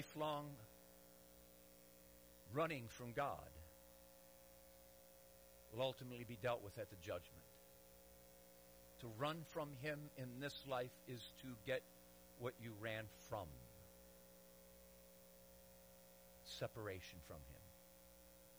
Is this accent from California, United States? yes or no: no; Detroit, Michigan, United States; I'm from Detroit. And I pastored 12 years in a city, Detroit